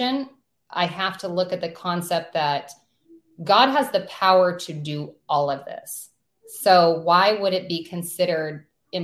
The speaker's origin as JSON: {"language": "English", "region": "North Idaho", "country": "United States", "said": "we're from North Idaho"}